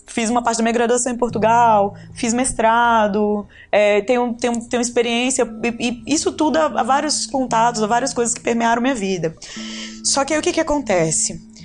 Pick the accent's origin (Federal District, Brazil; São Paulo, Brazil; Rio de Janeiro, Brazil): Federal District, Brazil; Ceilândia; eu fui criada na periferia, na Tailândia, né, que eu fico brincando, que é ali na, na divisa de Taguatinga com Ceilândia